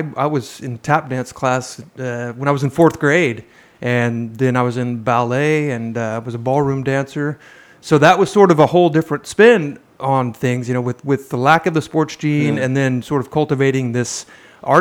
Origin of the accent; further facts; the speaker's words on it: Midwest, United States; I'm a white guy from the Midwest